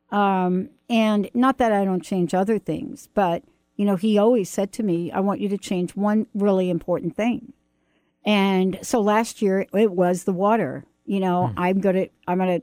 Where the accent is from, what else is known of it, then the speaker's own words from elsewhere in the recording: New York, United States; I'm from New York